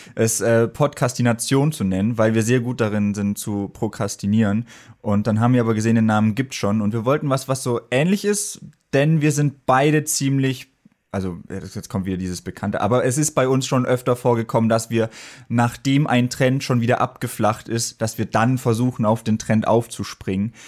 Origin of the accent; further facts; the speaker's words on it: Germany; moved away as an adult; now in Berlin, Germany; Ich komme auch ursprünglich nicht aus Berlin, sondern vom Bodensee.